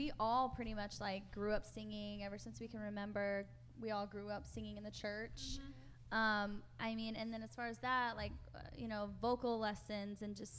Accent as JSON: {"language": "English", "country": "Philippines", "tie": "born there", "said": "I'm adopted, and so I was born in the Philippines, and I'm very proud of my story"}